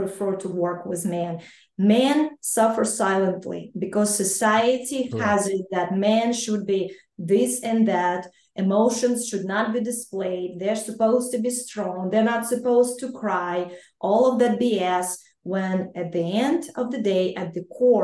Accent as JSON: {"language": "English", "country": "Ukraine", "tie": "born or raised there", "moved": "yes", "said": "I grew up and I was born and raised in Ukraine, I am Ukrainian"}